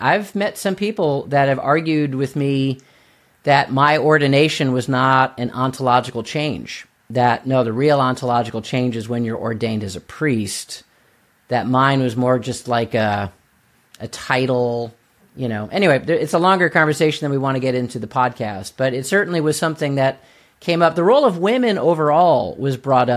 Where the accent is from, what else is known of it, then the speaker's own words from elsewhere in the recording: United States; as an American